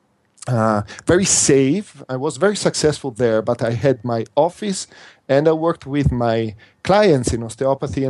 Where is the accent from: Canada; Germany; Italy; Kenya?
Italy; accent: Italian; first language Italian; English is a second language; this is not my first language because my first language is Italian.